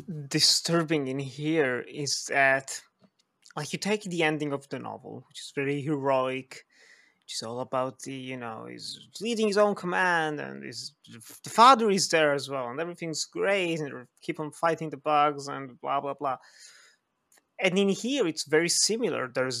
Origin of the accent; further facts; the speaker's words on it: Philippines; I come from the Philippines.